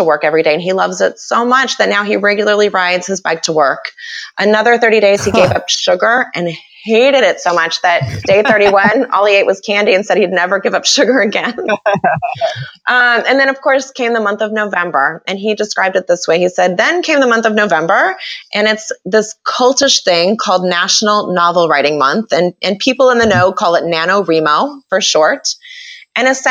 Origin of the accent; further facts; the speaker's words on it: Kansas City, United States; I'm from Kansas City. This is where I live now. It's where I grew up